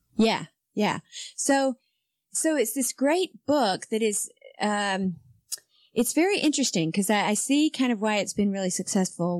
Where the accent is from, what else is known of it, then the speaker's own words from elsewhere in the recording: Spartanburg, South Carolina, United States; moved away; Spartanburg, South Carolina, is basically my hometown